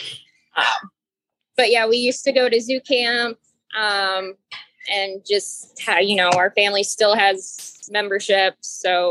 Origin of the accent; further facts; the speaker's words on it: Cincinnati, Ohio, United States; moved away; also born or lived in Miami; I'm from Cincinnati.